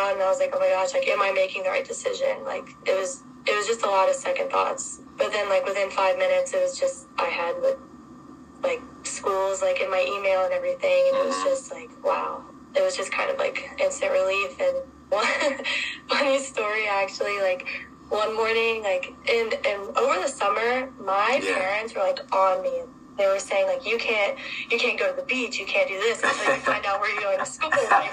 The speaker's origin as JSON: {"language": "English", "region": "Virginia", "country": "United States", "moved": "as an adult", "lives_now": "Columbus, United States", "said": "I'm from Virginia"}